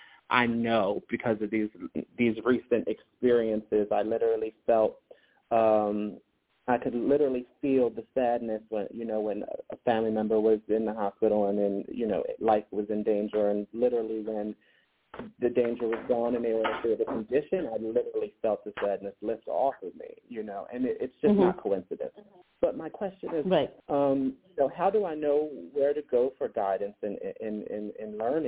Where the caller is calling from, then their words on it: Philadelphia, Pennsylvania, United States; I'm calling from the Philadelphia area.